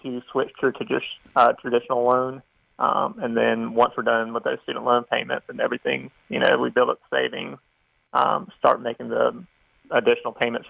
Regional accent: South Carolina, United States; born or raised there

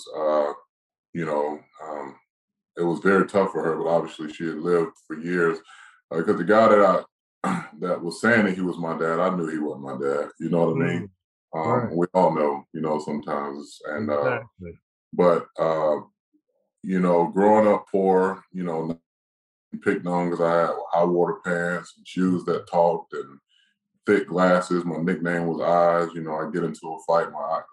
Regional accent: Live Oak, Florida, United States; also born or lived in Boynton Beach, Florida; I went to high school in a small town in called Live Oak, Florida

